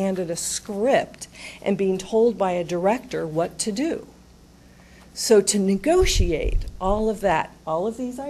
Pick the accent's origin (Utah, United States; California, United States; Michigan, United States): Utah, United States; now in Columbus, United States; I'm from Utah